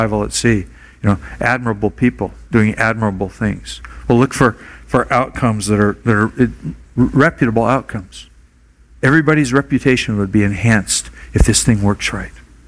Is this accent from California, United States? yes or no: no; Portland, Oregon, United States; now in Honolulu, United States; I grew up in Portland, Oregon, 60 miles from Timberline Lodge in Mount Hood